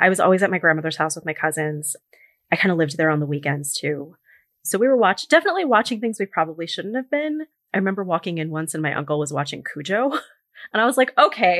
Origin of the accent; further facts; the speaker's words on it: New York City, New York, United States; I grew up in New York City, but I'm very close with some of my cousins in California.